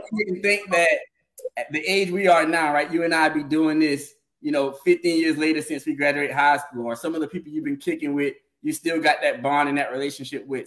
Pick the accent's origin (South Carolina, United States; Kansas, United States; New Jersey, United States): South Carolina, United States; Orangeburg; moved away as an adult; also born or lived in Bowman; now in Charlotte, United States; I'm from Orangeburg. Uh, Bowman as well.